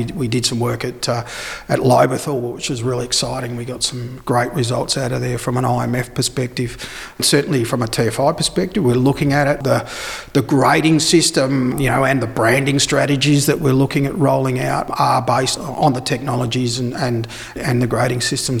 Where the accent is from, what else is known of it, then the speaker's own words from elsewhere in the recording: Naracoorte, South Australia, Australia; born there; And myself, I was born here in Narracourt, so I am a South Australian at heart.